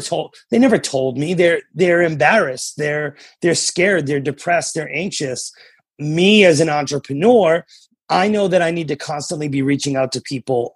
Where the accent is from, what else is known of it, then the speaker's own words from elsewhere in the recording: New Hampshire, United States; also born or lived in Massachusetts; now in Oklahoma, United States; I'm from New England originally. I grew up in New Hampshire. I was born in Massachusetts and I, I live in Oklahoma now